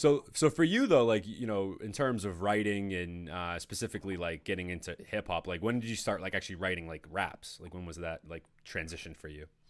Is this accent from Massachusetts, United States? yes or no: yes; Danvers, Massachusetts, United States; also born or lived in Peabody / Framingham / Medford / Reading; now in North Andover, United States; I grew up in Danvers